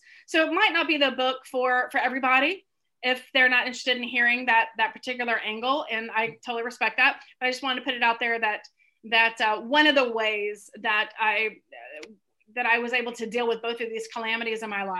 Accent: Southern United States, United States; now in Northern United States; I've lived my adult life in the North, but I was born and raised deep in the South.

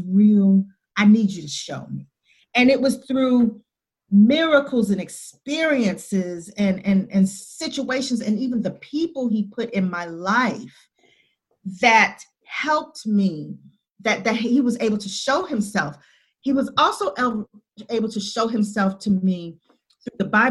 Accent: the South of the United States, United States; I'm from the South of the United States

